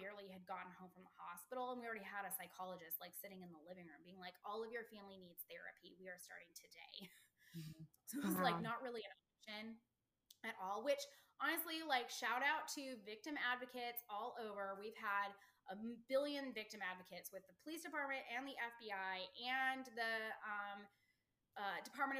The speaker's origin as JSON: {"language": "English", "region": "Colorado", "country": "United States", "said": "We're from Colorado in the middle of the country where there's no water at all."}